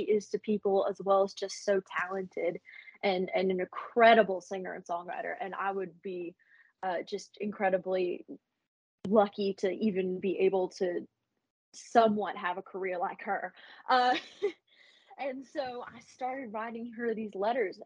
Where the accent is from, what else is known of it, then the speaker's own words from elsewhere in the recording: Appalachia, United States; I grew up in the Smoky Mountains, which is part of the Appalachian Mountain range.